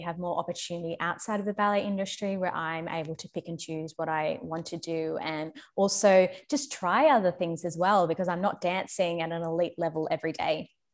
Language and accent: English; Australia; moved away as an adult; also born or lived in London; back in my home country in Australia